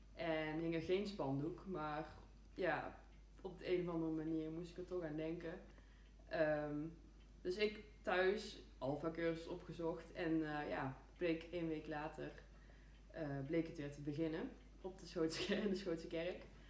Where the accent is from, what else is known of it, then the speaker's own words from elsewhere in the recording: Eindhoven, North Brabant, Netherlands; ik ben geboren en getogen in Eindhoven